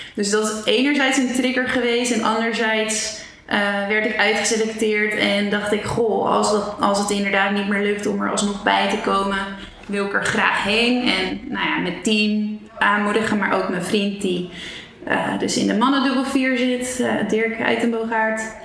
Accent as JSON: {"language": "Dutch", "town": "Zeist", "region": "Utrecht", "country": "Netherlands", "tie": "born or raised there", "also_born_or_lived": "Amsterdam", "moved": "as an adult", "said": "ik ben geboren in Zeist"}